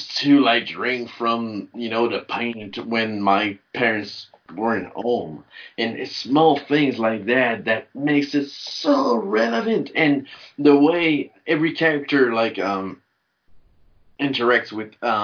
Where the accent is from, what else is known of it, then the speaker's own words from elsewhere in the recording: Canada; I'm a Canadian, so I was drinking milk from the bag